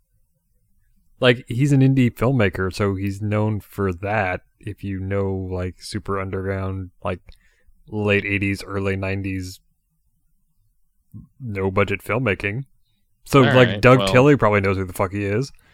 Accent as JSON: {"language": "English", "region": "Scotland", "country": "United Kingdom", "said": "I can make fun of my own people."}